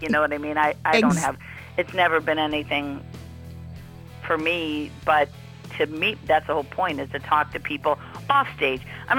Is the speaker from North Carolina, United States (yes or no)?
no; Cleveland, Ohio, United States; moved away as an adult; also born or lived in Quad Cities / Los Angeles; now in Pennsylvania, United States; I'm originally from Cleveland, but I was in a place called the Quad Cities right after college. It's Rock Island, Illinois, and Davenport, Iowa.